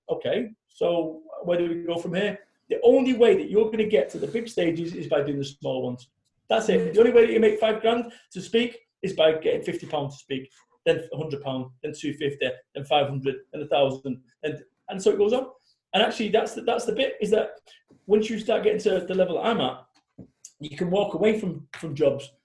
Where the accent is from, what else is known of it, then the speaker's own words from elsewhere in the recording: Manchester, North West England, United Kingdom; I'm from Manchester